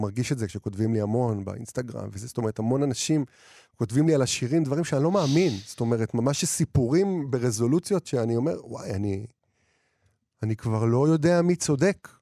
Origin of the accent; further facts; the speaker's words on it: Israel; now in Tel Aviv, Israel; אני ילד מהפריפריה שגדל והתחיל לכתוב שירים, ואני כותב, ועבר לתל אביב